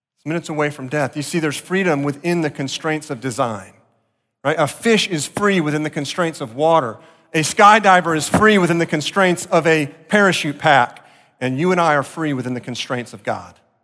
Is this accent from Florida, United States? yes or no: yes; Deerfield Beach, Florida, United States; growing up in South Florida, Deerfield Beach